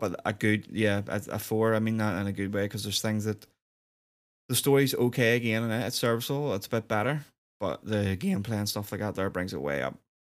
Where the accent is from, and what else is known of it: Northern Ireland, United Kingdom